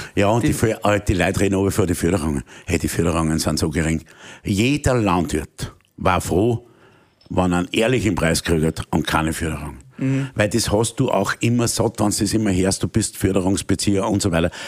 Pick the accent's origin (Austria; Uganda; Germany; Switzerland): Austria; als Österreicher